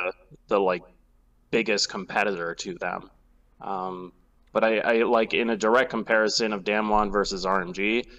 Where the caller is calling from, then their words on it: Chicago, Illinois, United States; I am calling from Chicago, Illinois.